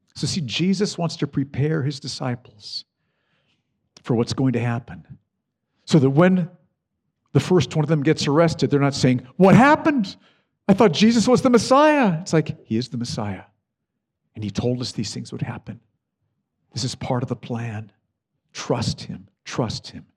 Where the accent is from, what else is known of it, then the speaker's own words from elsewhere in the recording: United States; I love my home country, the U S.